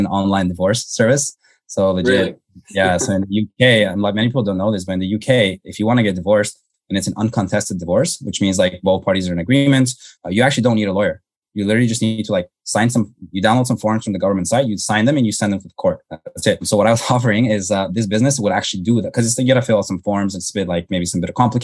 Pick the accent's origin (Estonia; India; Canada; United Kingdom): Canada; Toronto, Ontario; I grew up in Canada. So grew up in suburban Toronto